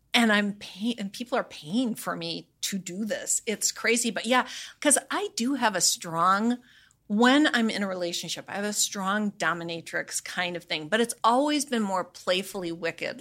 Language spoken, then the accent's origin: English; Midwest, United States; living and growing up in the Midwest